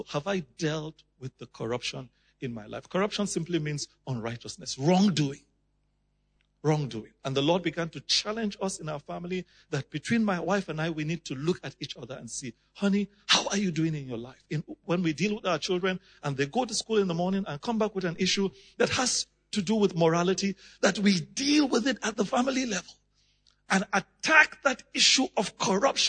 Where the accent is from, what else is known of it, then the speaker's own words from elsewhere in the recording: Nigeria; I come from Nigeria.